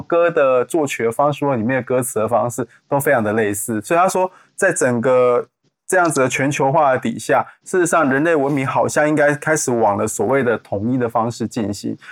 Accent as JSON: {"language": "Chinese", "country": "Taiwan", "said": "我们台湾人民要改变"}